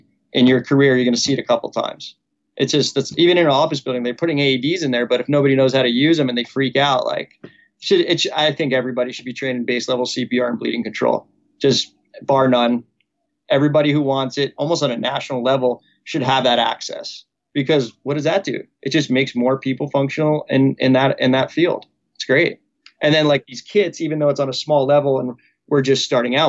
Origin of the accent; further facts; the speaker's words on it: Manasquan, New Jersey, United States; moved away as an adult; also born or lived in Neptune, New Jersey; now in Oahu, United States; I am a local from Manasquan, New Jersey